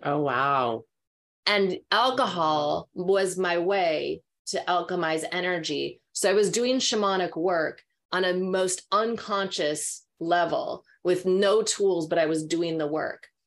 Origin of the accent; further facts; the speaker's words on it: Minnesota, United States; now in California, United States; growing up in Minnesota